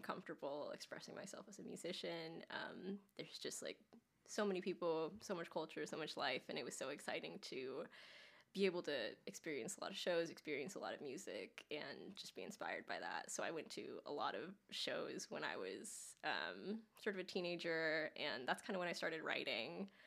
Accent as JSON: {"language": "English", "town": "Los Angeles", "region": "California", "country": "United States", "tie": "born or raised there", "moved": "yes", "lives_now": "Nashville, United States", "said": "I grew up in Los Angeles"}